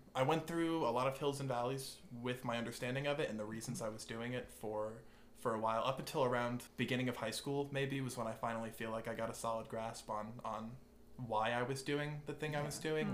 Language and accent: English; Pelham, New York, United States; moved away as an adult; now in Cullowhee, United States; I'm originally from from Westchester, New York, in a very small town called Pelham